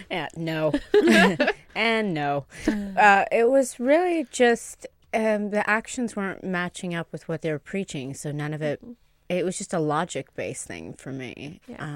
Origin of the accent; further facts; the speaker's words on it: Tuscany, Italy; I grew up in Tuscany in a Duke's estate, so suck it.